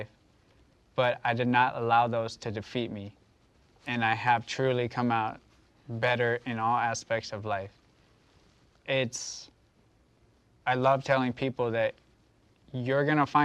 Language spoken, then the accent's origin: English; United States; as Americans